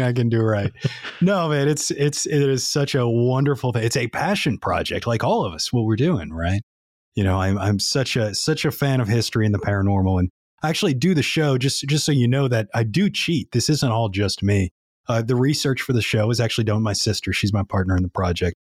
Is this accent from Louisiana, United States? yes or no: yes; New Orleans, Louisiana, United States; moved away as an adult; now in Nashville, United States; we grew up right in New Orleans there, but we were about a mile from the Mississippi River.